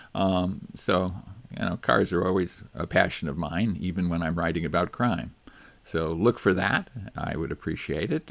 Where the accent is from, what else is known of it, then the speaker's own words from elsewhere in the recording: Chicago, Illinois, United States; moved away; growing up in Chicago